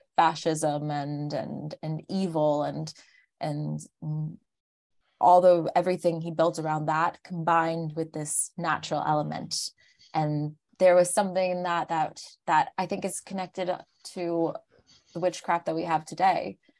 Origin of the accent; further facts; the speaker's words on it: Larchmont, New York, United States; moved away as an adult; now in Paris, France; I grew up in Larchmont, which was just outside of, uh, New York City